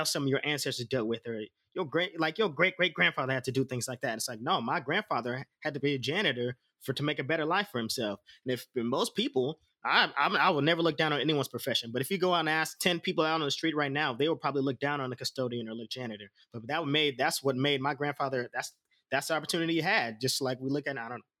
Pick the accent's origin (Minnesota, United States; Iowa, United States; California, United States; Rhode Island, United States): California, United States; Oakland; I was born in Oakland